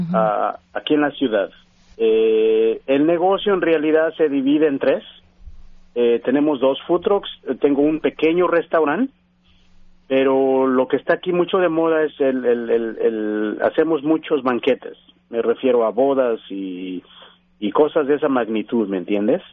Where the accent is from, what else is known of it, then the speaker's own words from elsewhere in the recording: Mexico City, Mexico; moved away as an adult; now in United States; yo soy originario de la Ciudad de México, mi mamá es originaria de, Oaxaca y mi papá es originario de Guanajuato. Yo nazco en México, eh, voy a la escuela, me graduó